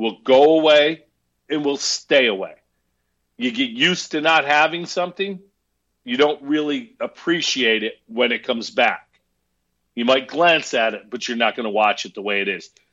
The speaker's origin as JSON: {"language": "English", "town": "Herkimer", "region": "New York", "country": "United States", "tie": "born or raised there", "said": "when I was a kid growing up in Herkimer, New York"}